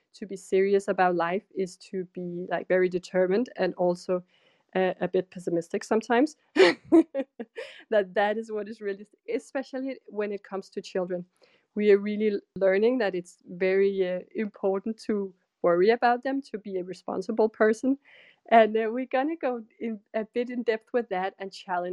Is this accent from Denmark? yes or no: yes; Denmark; I'm from Denmark